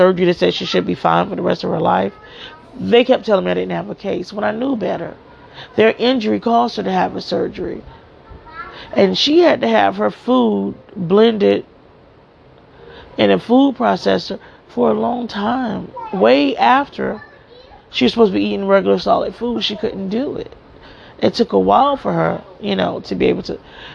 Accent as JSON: {"language": "English", "town": "Miami", "region": "Florida", "country": "United States", "tie": "born or raised there", "also_born_or_lived": "New Jersey", "moved": "as an adult", "said": "I was born and raised in Miami, Florida, in Liberty City"}